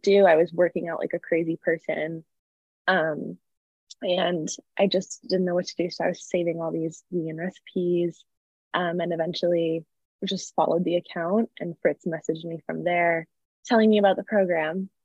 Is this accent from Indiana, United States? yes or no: no; a suburb of Chicago, Illinois, United States; also born or lived in California; now in Los Angeles, United States; I'm from a suburb of Chicago originally, but I live in California now